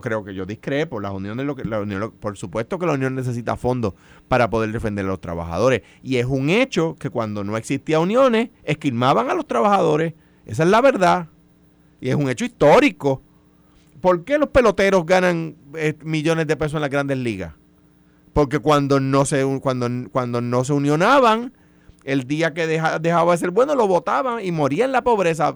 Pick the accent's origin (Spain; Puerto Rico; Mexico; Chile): Puerto Rico; Coamo; el barrio más lejano de Cuamo, de donde soy yo